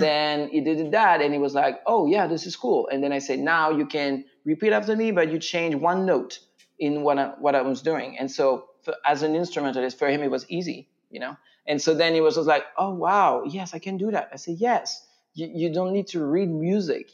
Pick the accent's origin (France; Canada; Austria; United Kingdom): France; English is a second language; moved away as an adult; also born or lived in Virginia, United States; now in Winchester, Virginia, United States; stay in the US for a while just to improve my English uh, mm. because I'm from France.